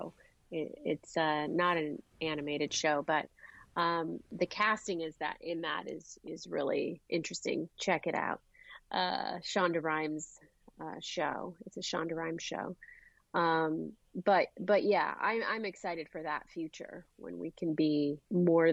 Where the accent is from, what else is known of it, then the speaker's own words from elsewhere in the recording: California, United States; her American kids, you know, growing up in California